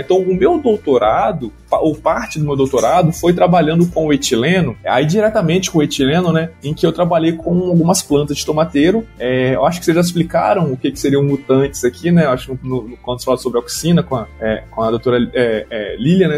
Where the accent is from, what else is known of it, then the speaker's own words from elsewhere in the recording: Vitória, Espírito Santo, Brazil; moved away as an adult; also born or lived in Viçosa / Gurupi, Tocantins; now in Lavras, Brazil; Eu sou natural do Espírito Santo, é, lá em Vitória mesmo